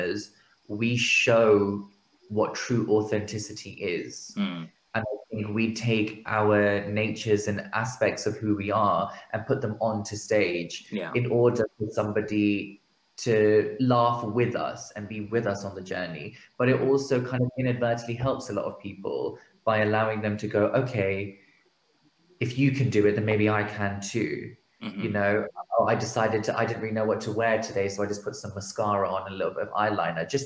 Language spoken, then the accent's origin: English; United Kingdom; we as British South Asians also come from this mixed culture